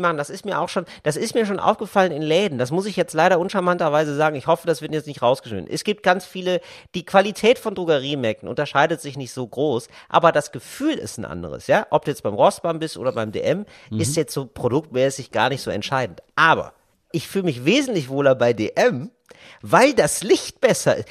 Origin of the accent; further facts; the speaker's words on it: Geldern, North Rhine-Westphalia, Germany; now in Berlin, Germany; die ich früher hatte in meinem Dorf in Geldern, in meiner Kleinstadt